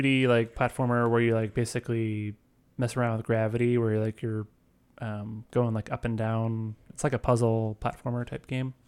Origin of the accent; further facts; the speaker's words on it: St. Louis, Missouri, United States; where I come from, um, I'm from Saint Louis.